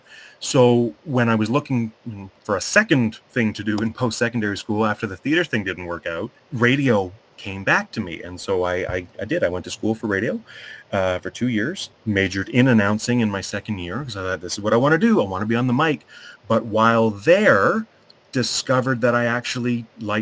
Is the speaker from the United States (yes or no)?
no; Mississauga, Ontario, Canada; moved away as an adult; now in Sarnia, Canada; I'm originally from Mississauga.